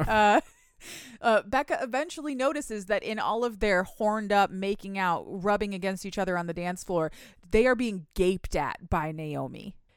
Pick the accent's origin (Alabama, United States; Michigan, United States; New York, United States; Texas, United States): Michigan, United States; I'm from Michigan. We have lakes